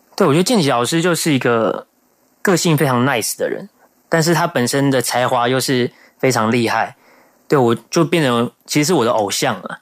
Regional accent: Taoyuan, Taiwan; 我的家乡桃园

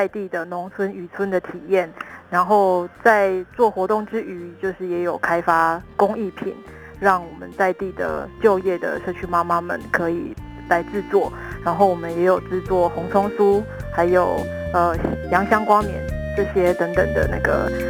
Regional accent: Qigu District, Tainan, Taiwan; 我是在地人。

